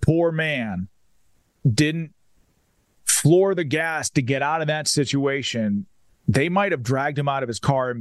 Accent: Pennsylvania, United States; my home state of the Commonwealth of Pennsylvania

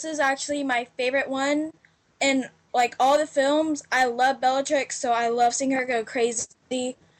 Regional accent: Florida, United States; I'm from Florida

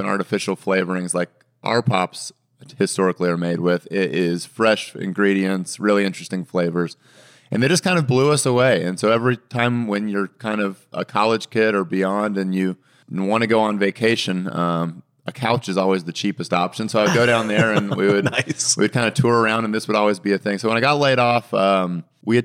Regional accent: Georgia, United States; also born or lived in Minnesota / Idaho; I was born in Minnesota, but kind of grew up down here in Georgia

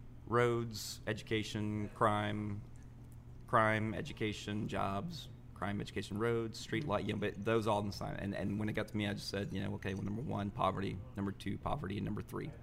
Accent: Alexandria, Louisiana, United States; moved away as an adult; now in New Orleans, United States; I'm from Alexandria, Louisiana. It's about 2.5 hours from here

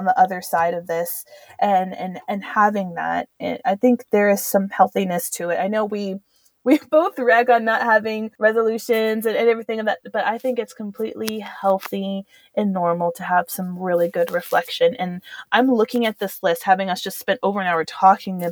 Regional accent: Southwest, United States; moved away; also born or lived in Europe; growing up in the Southwest

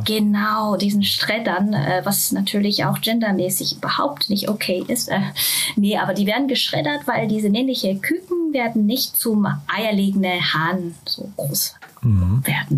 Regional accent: Japan; German is a second language; now in Germany; Ich bin ursprünglich aus Japan, das heißt, äh, Deutsch ist leider nicht meine Muttersprache

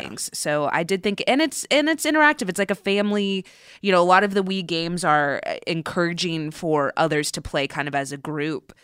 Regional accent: Southern California, United States; I grew up in Southern California

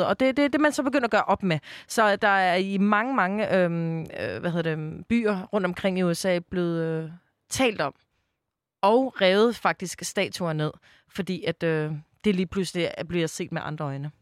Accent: Copenhagen, Capital Region of Denmark, Denmark; jeg er jo fra Islands Brygge i København

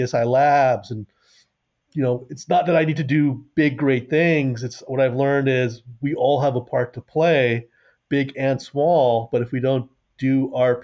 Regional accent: New York City, New York, United States; I grew up near Yankee Stadium

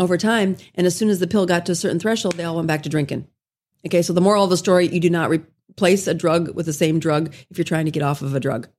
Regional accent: South Dakota, United States; moved away as an adult; also born or lived in Salt Lake City, Utah; I did my residency in Salt Lake City, Utah, and I'm from South Dakota

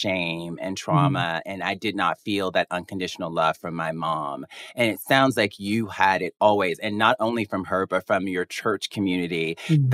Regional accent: Mobile, Alabama, United States; my hometown of Mobile, Alabama

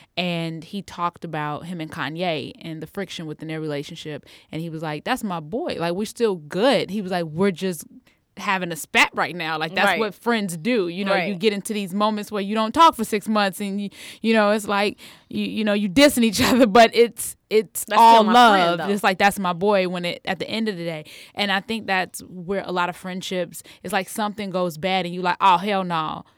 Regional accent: Harvey, Illinois, United States; You know, I was raised in Harvey, Illinois.

